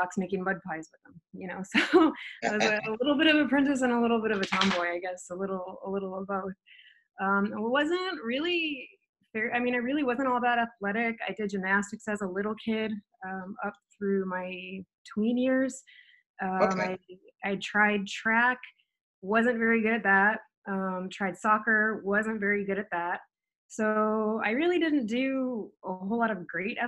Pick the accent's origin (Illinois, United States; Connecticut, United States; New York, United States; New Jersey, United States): Illinois, United States; Edwardsville; moved away as an adult; also born or lived in Washington / Arizona; I grew up near St. Louis, Missouri. It was actually Edwardsville, Illinois